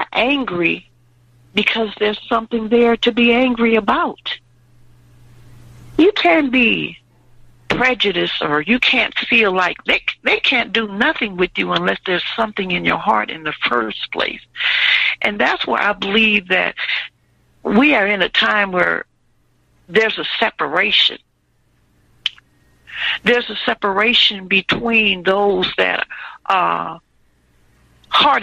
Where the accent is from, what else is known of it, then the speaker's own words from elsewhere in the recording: Louisiana, United States; also born or lived in Illinois; I'm from Louisiana